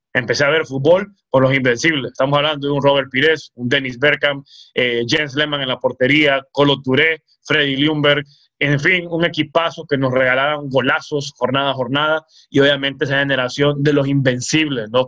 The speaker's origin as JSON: {"language": "Spanish", "town": "El Progreso", "region": "Yoro", "country": "Honduras", "tie": "born or raised there", "moved": "as an adult", "lives_now": "Tegucigalpa, Honduras", "said": "soy oriundo del Progreso y Oro"}